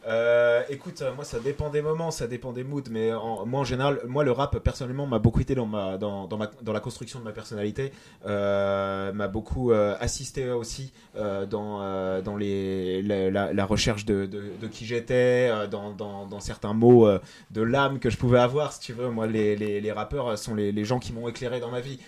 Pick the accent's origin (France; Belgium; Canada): France; Concarneau, Brittany; moved away; also born or lived in Boulogne-Billancourt; je viens de boulogne biancourt Et, euh, et j'ai grandi euh, à Concarneau, dans le 29, sud Finistère